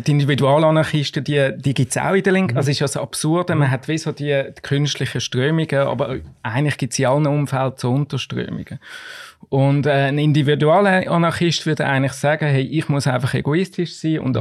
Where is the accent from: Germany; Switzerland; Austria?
Switzerland; als Schweizer